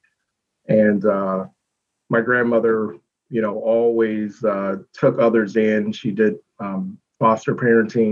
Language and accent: English; Youngstown, Ohio, United States; moved away as an adult; also born or lived in Detroit / the Carolinas; I grew up in the Youngstown City School system